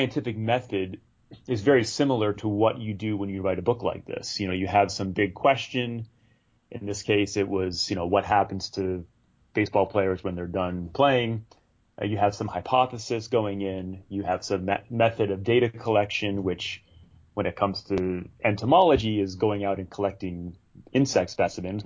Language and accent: English; Rhode Island, United States; moved away as an adult; also born or lived in North Carolina / Santa Barbara, California / Los Angeles, California; now in Bay Area, United States; I grew up in Rhode Island, in a small town in a small state